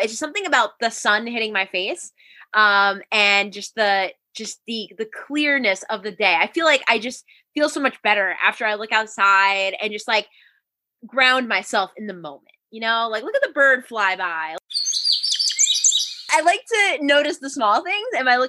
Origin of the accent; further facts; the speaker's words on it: East Greenbush, New York, United States; I'm also from East Greenbush, New York, right outside of Albany.